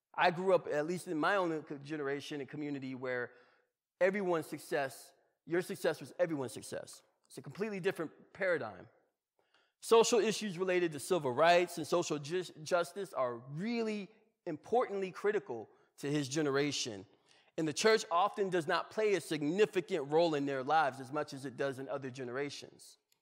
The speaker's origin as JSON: {"language": "English", "region": "Georgia", "country": "United States", "said": "I'm from Georgia."}